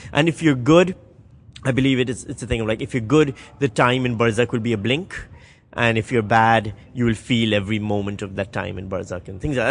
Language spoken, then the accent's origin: English; Karachi, Sindh, Pakistan; moved away; we grew up in Karachi.